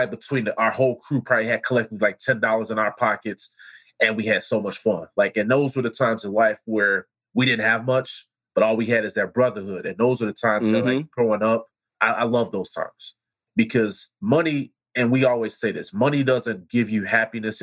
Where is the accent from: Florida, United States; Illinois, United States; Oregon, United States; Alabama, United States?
Illinois, United States; Chicago; growing up in Chicago, cookouts at my grandmother's house